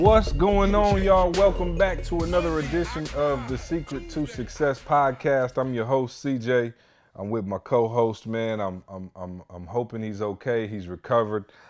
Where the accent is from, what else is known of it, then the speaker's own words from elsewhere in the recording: Michigan, United States; we're from Michigan